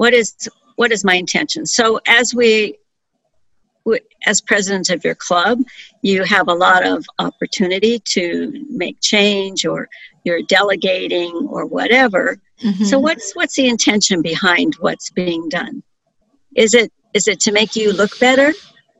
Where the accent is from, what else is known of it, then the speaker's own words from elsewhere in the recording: San Mateo, California, United States; I was born in San Mateo, California, middle class family